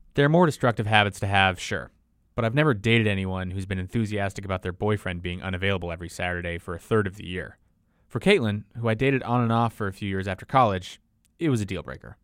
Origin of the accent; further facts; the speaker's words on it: Seattle, Washington, United States; I grew up in Seattle, near Husky Stadium in the University of Washington